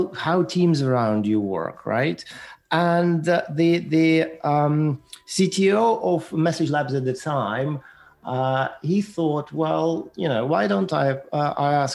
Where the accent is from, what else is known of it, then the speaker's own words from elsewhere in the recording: Ukraine; moved away; also born or lived in Moscow, Russia; I was born in Ukraine, and it was a part of Soviet Union at the time